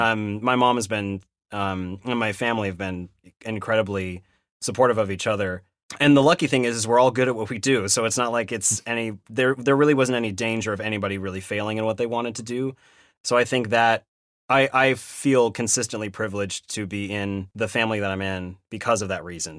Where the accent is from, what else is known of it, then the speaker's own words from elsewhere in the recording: Sacramento, California, United States; moved away as an adult; also born or lived in Irvine; I grew up in Sacramento. Uh, so Northern California